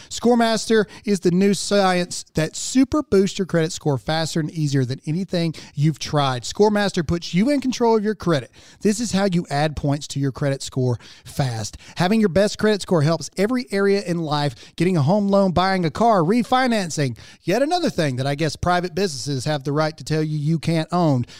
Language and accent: English; United States; as an American